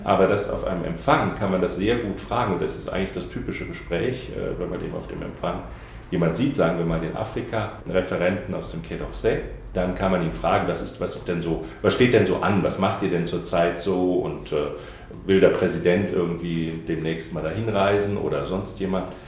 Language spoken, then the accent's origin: German; Saarbrücken, Saarland, Germany; Ich bin Saarländer, komme also in, äh, aus Saarbrücken, äh, der Hauptstadt des Saarlandes